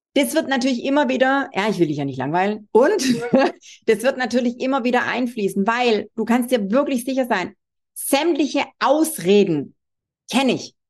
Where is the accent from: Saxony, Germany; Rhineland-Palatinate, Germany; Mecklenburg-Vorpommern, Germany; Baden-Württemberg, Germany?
Baden-Württemberg, Germany; Swabia; accent: Swabian; wie du unschwer äh, hören kannst, bin ich Schwäbin